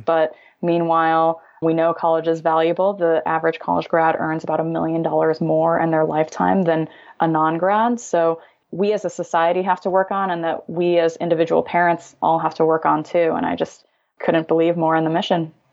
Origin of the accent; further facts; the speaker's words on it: Illinois, United States; now in California, United States; I'm originally from Illinois